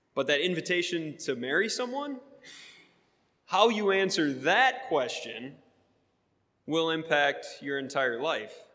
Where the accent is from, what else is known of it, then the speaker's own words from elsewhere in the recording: Wisconsin, United States; now in Sharpsburg, United States; I grew up in Wisconsin